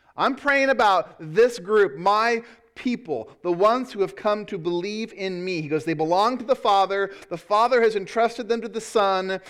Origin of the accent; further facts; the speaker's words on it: United States; I love being an American.